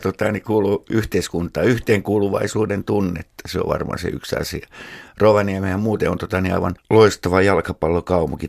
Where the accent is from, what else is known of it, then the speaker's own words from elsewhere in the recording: Helsinki, Uusimaa, Finland; mä heilin lapsuuteni tuolla Munkkiniemi ja Haagan seuduilla